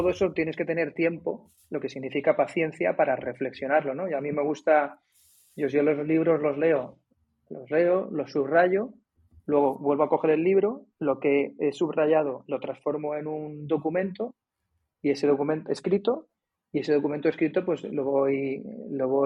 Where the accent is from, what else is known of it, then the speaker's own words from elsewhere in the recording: Cádiz, Andalusia, Spain; pero como vienes de fuera, oye, que vengo de Cádiz, pum, y quedas, ¿no?